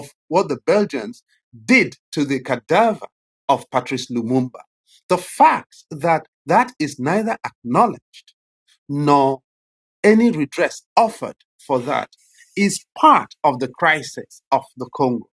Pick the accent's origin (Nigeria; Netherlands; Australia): Nigeria; I was born in the Nigerian Civil War into internal displacement and starvation